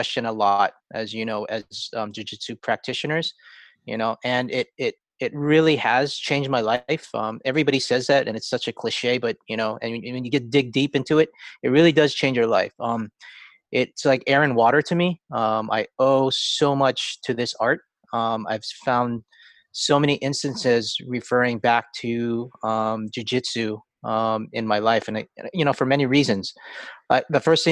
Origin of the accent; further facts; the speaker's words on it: Hawaii, United States; I grew up in Hawaii